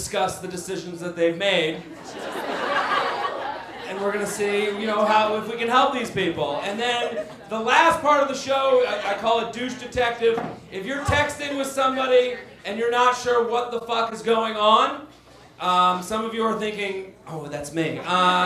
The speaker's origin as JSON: {"language": "English", "town": "Boston", "region": "Massachusetts", "country": "United States", "said": "I'm from Boston"}